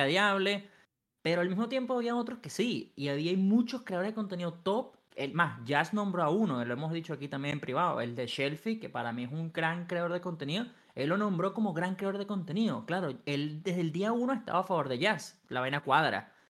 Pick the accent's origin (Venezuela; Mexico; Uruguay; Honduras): Venezuela; yo soy el único venezolano aquí